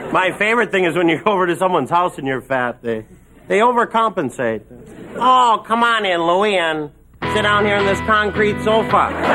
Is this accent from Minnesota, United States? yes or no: yes; Minnesota, United States; I am from Minnesota.